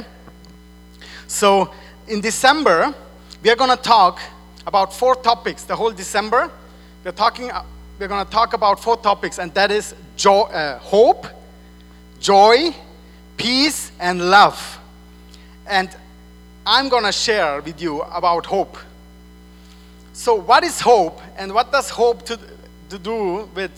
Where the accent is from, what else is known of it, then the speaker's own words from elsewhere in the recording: Switzerland; English is a second language; moved away as an adult; I'm from Switzerland. I moved here 4 years ago. And in Switzerland, you say today morning.